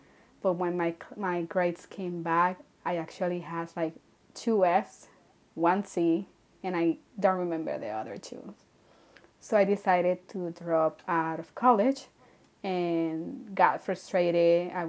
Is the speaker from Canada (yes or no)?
no; Culebra, Puerto Rico; I think God knew how important was college for me, that he brought the college to my hometown.